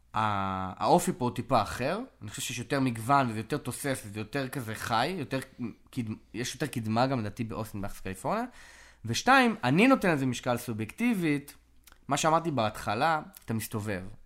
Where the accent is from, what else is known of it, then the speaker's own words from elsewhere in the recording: Israel; moved away as an adult; also born or lived in California; now in Austin, United States; זו התרבות שגדלתי בה